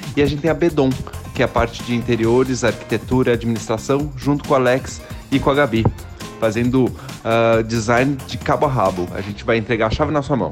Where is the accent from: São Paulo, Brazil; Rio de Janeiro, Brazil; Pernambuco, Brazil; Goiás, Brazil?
São Paulo, Brazil; Piracicaba; Sou daqui de Pira, mas fui para São Paulo para fazer faculdade de Belas Artes